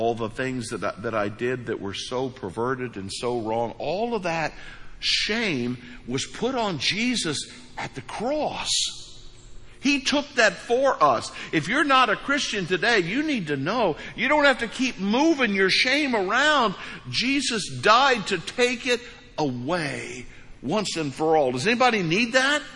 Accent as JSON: {"language": "English", "region": "East Central Missouri", "country": "United States", "tie": "born or raised there", "moved": "as an adult", "lives_now": "Florida, United States", "said": "I grew up in East Central Missouri."}